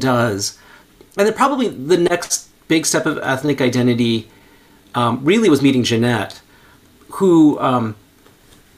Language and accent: English; United States; They immigrated here to the United States, where I was born